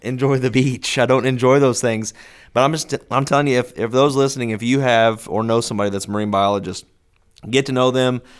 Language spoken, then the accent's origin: English; the Ozarks, United States; growing up in the Ozarks